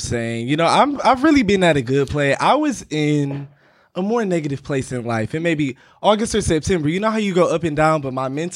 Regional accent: Detroit, Michigan, United States; moved away as an adult; now in New York City, United States; I'm from Detroit, Michigan

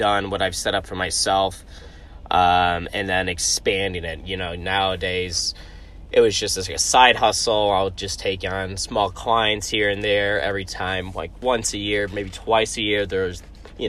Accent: United States; I'm American

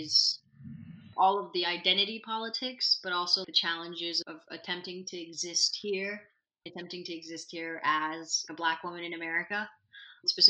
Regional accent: Sana'a, Amanat Al Asimah, Yemen; also born or lived in United Arab Emirates; now in United States; I grew up in Sana'a, Yemen, the youngest of six.

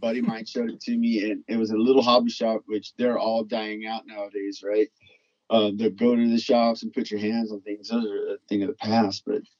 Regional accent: Texas, United States; also born or lived in Louisiana; Well, I grew up in Texas and Louisiana, more in the, let's call it the lower income sections.

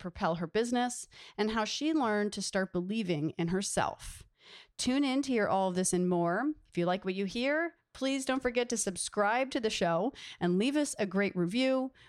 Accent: Delaware, United States; I'm not from the South, but in Delaware

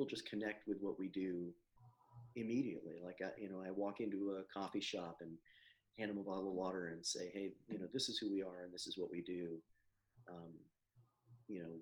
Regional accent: Florida, United States; I grew up here in Florida

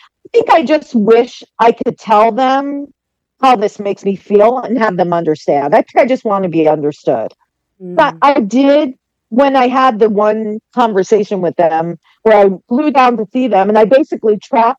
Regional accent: Northeast, United States; I am from the Northeast. I currently live in New England, and I am 56 years old.

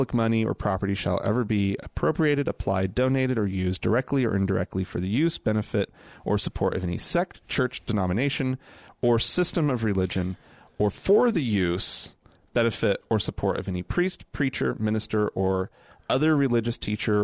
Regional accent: Oklahoma, United States; We're from Oklahoma

